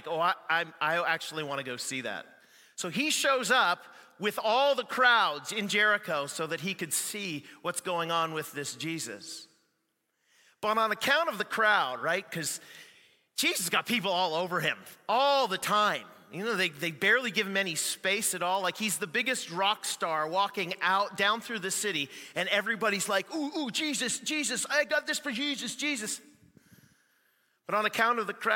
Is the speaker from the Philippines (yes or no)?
no; Canada; I'm Canadian too